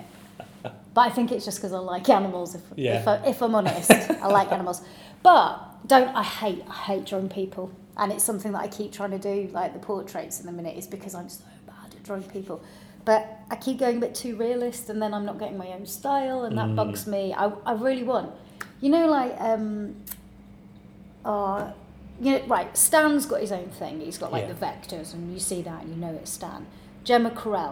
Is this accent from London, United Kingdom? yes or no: no; Cornwall, South West England, United Kingdom; I was born in Cornwall, in a very, very small village under a rock, so in between Truro and Falmouth.